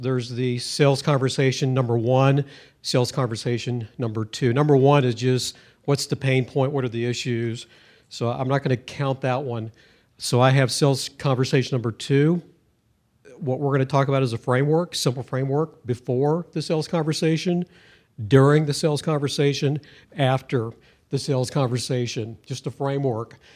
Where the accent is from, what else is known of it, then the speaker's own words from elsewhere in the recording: Missouri, United States; I'm from Missouri